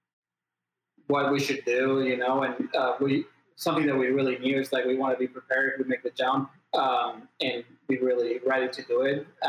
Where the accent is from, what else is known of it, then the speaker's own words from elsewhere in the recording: Barcelona, Catalonia, Spain; moved away as an adult; also born or lived in Florida; I'm originally from Barcelona, and I moved to Florida for college